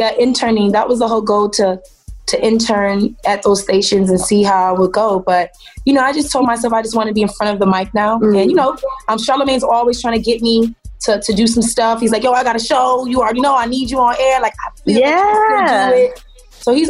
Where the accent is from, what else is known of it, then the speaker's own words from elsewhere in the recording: Miami, Florida, United States; I'm from Miami